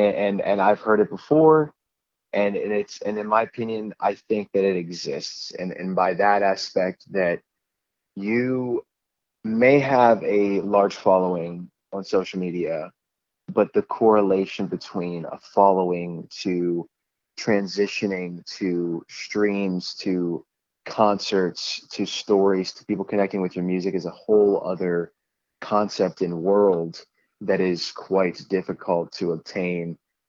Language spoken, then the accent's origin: English; Pennsylvania, United States; I was a kid who grew up in a Christian home, and All I knew was, going to church on Sundays, and I lived quite a simple life.